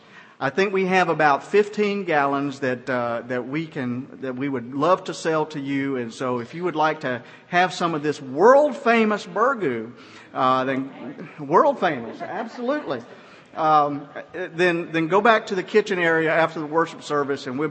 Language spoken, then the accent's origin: English; Georgia, United States; moved away; I'm from Georgia